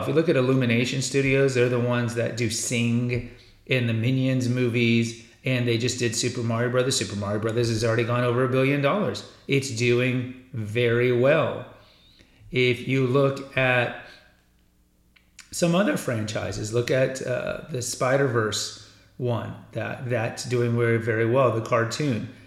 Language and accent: English; Houston, Texas, United States; also born or lived in San Antonio, Texas / Austin, Texas; I grew up in Houston, and I went to college for my undergrad in San Antonio, and then I lived in Austin